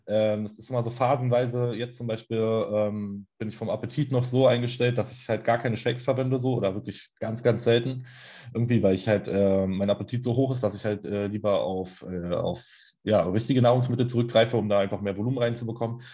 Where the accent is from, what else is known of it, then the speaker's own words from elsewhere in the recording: Berlin, Germany; wohne in Berlin, auch schon mein ganzes Leben lang